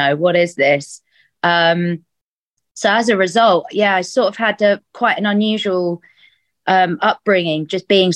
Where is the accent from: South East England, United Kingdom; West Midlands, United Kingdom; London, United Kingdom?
London, United Kingdom; I was born and raised in London, and have never left London